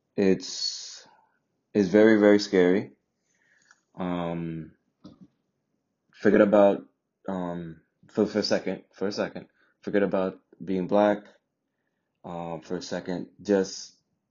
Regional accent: Jamaica; now in United States; I'm from Jamaica, but I'm half Indian, half black.

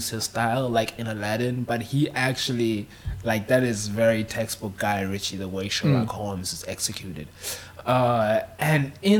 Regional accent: South Africa; I'm South African

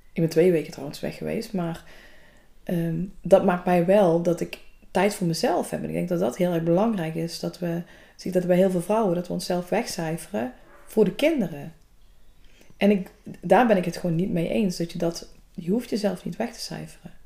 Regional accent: Valkenburg, Limburg, Netherlands; also born or lived in Hulsberg; Vlakbij Valkenburg, waar ik vandaan kom

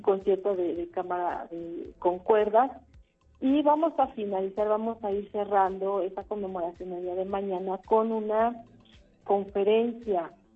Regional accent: Mexico; como mexicanos

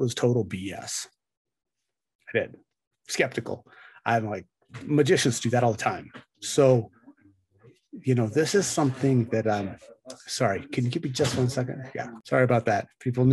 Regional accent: United States; as an American

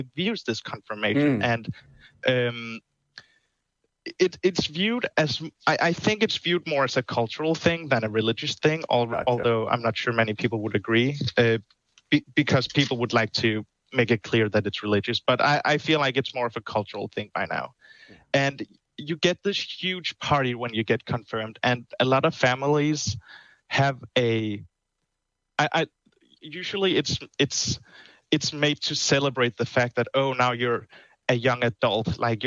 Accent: Denmark; English is a second language; now in Netherlands; I'm actually from Denmark.

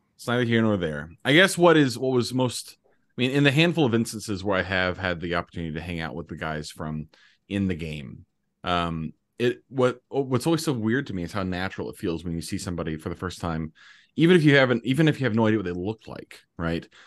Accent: Indianapolis, Indiana, United States; moved away as an adult; I'm from Indianapolis originally

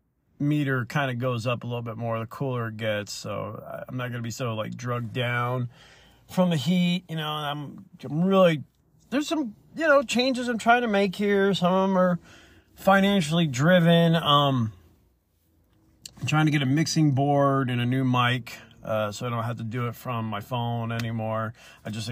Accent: Alabama, United States; I'm from the South. I'm from Alabama

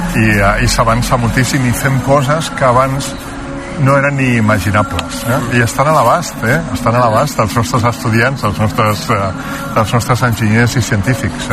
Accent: Catalonia, Spain; nosaltres que som catalans

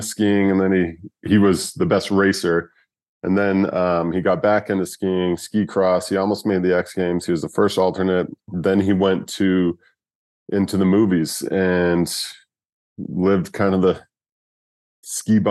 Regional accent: Sundance, Utah, United States; also born or lived in Provo, Utah; I was born in Provo, Utah. At the age of 3 or 4, we moved up to Sundance

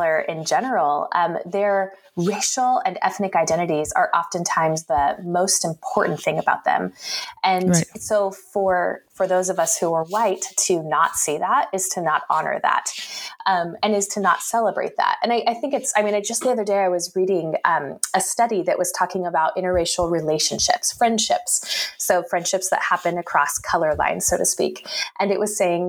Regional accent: Salem, Oregon, United States; moved away as an adult; now in Bay Area, United States; I grew up in the state capital of Salem, so a few hours north

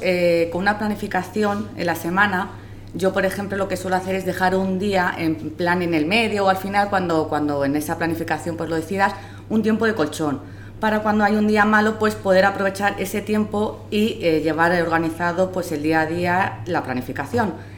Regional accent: Madrid, Community of Madrid, Spain; instituciones penitenciarias y soy de Madrid

